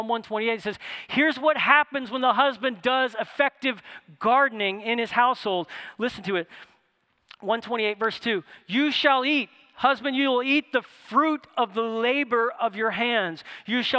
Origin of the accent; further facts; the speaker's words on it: New Orleans, Louisiana, United States; moved away; I'm from New Orleans, and I lived in New Orleans